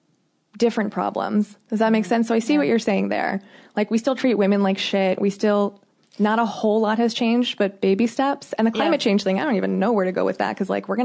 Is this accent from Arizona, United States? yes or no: yes; Phoenix, Arizona, United States; this conversation really hits home for me because I grew up in Phoenix, which is highly diverse.